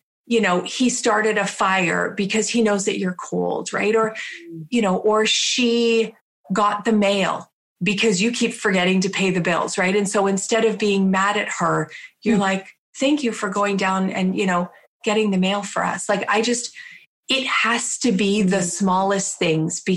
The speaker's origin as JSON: {"language": "English", "country": "Canada", "said": "I'm from Canada"}